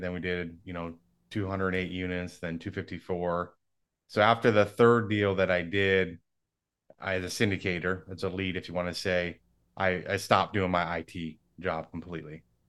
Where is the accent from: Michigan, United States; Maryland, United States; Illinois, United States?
Michigan, United States; now in Dallas, United States; so I grew up in Michigan. I live in Dallas now.